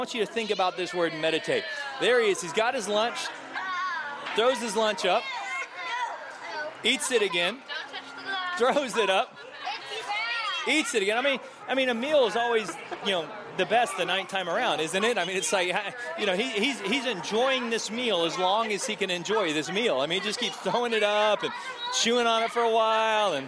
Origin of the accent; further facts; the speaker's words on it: Texas, United States; now in California, United States; I grew up in Texas, and in Texas we had a lot of farms and a lot of cows